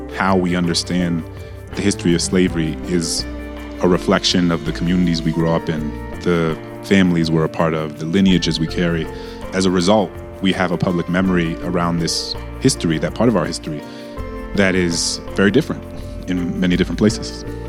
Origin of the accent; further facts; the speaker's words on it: New Orleans, Louisiana, United States; I grew up in a majority black city